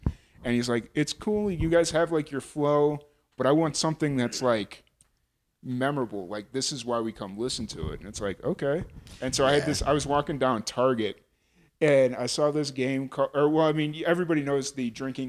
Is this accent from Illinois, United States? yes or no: yes; Lynwood, Illinois, United States; accent: Chicago; moved away as an adult; also born or lived in Carbondale, Illinois; now in New Mexico, United States; where I grew up in Linwood.